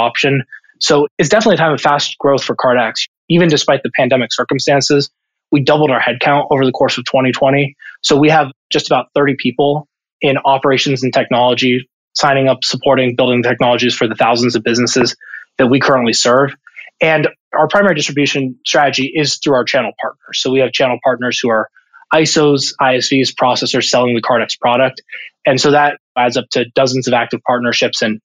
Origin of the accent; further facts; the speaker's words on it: Columbus, Ohio, United States; moved away as an adult; I'm originally from Columbus, Ohio, born and raised. I actually grew up just a couple of miles north of Ohio State's campus